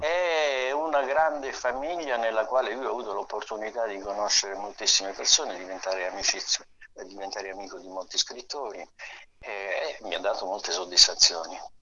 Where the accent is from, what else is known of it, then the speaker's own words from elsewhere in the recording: Taranto, Apulia, Italy; now in Milan, Italy; sono nato a Taranto.